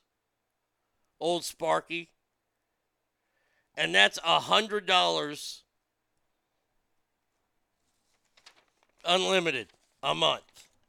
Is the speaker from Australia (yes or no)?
no; Texas, United States; as a Texan